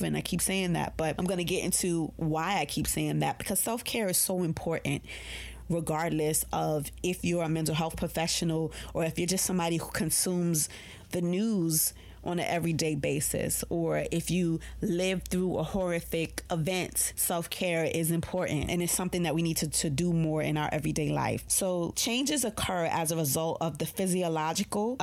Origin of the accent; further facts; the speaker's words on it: New York, United States; I'm a New Yorker